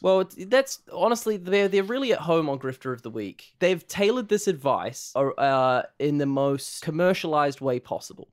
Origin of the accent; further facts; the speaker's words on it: Palmerston North, Manawatū-Whanganui, New Zealand; I'm twenty-two. I'm from Palmerston North